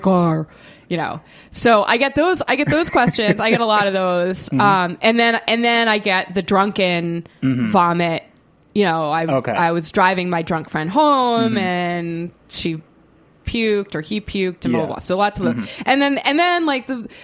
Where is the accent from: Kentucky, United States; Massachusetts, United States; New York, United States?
Massachusetts, United States; Boston; I'm from Boston